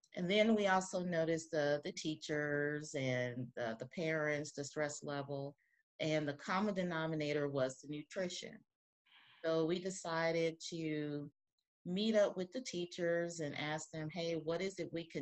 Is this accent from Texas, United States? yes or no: yes; Texas, United States; moved away as an adult; now in Ferguson, United States; I've been a resident of Ferguson for over 20 years. I'm originally from Texas. I moved here because my husband lives here.